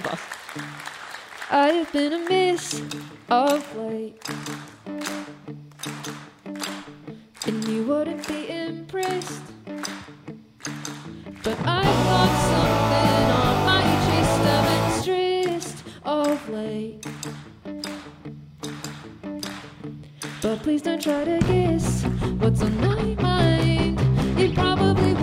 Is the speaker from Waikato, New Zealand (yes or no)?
no; Auckland, New Zealand; we're from Auckland, New Zealand